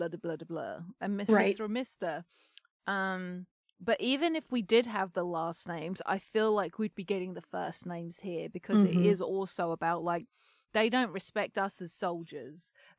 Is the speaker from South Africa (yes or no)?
no; Kolkata, West Bengal, India; now in United States; I grew up in Calcutta, like, around punks and hippies as well